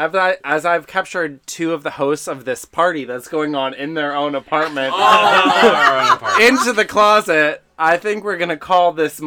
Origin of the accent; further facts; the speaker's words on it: New York, United States; Okay, I'm from New York and we say vouch. Well, I'm not from New York. I'm. I'm bred of New York.